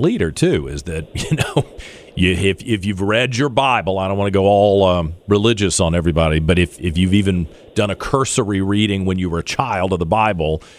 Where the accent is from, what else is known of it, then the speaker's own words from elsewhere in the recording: Virginia, United States; the Commonwealth of Virginia. It's my home state